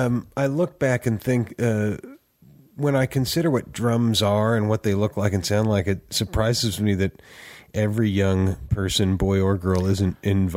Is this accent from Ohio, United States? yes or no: no; Oakland, California, United States; moved away as an adult; now in Nashville, United States; Well, Oakland, California. Okay. Born and raised. And My wife and kids and I moved to Nashville in 2000.